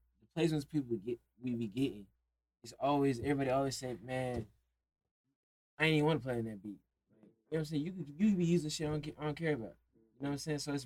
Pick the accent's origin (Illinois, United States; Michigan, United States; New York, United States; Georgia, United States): Georgia, United States; Stone Mountain; I'm from Stone Mountain